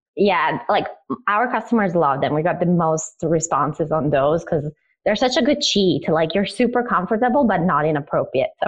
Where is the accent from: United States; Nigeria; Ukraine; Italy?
Italy; also born or lived in Croatia; I am originally Croatian and I moved to Italy because Croatia was in the middle of a civil war. So I grew up in Italy as a refugee.